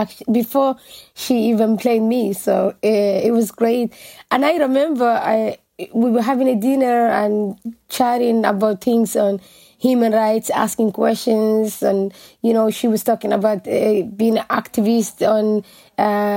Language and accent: English; Mogadishu, Banaadir, Somalia; moved away as an adult; also born or lived in Dublin, Ireland; now in Ireland; I was born actually in Mogadishu, and because during the war, we just went and lived outside Mogadishu.